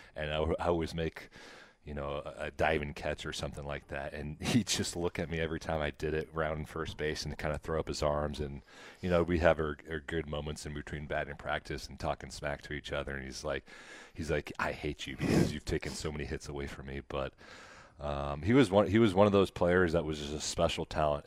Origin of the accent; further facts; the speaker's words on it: Nebraska, United States; now in Kansas City, United States; I grew up in Nebraska